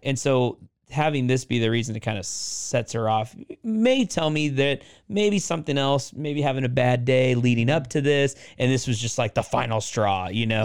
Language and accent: English; Oregon, United States; I grew up in Oregon